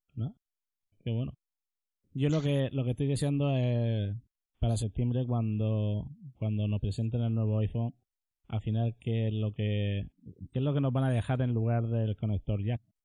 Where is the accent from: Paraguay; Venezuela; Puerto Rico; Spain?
Spain; Murcia, Region of Murcia; nosotros somos de aquí de Murcia